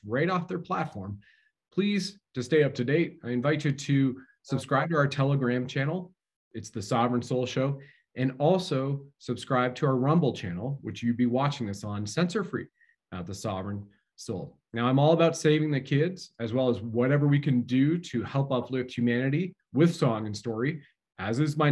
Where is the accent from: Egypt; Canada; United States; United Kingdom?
Canada; as a Canadian